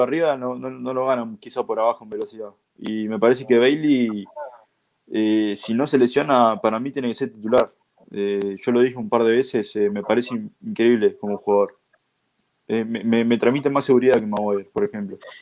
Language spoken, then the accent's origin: Spanish; Uruguay; expresarme como uruguayo